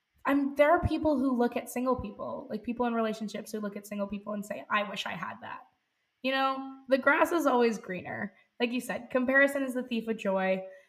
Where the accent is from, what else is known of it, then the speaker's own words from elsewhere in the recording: India; I'm Indian, and in India, it's totally normal to have things like arranged marriages.